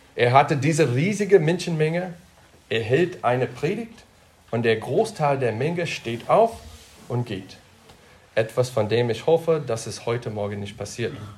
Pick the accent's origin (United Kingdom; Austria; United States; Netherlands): United States; now in Germany; ich komme aus Deutschland, oh, den USA und jetzt Deutschland